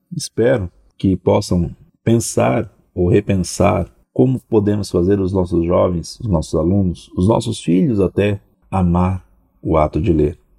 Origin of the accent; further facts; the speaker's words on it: Brazil; Como brasileiros, temos que admitir, somos um povo que lê pouco